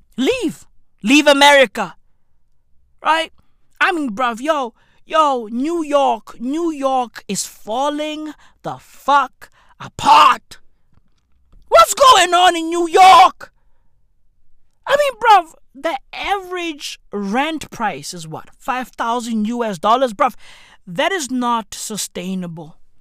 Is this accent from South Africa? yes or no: yes; South Africa; I'm from South Africa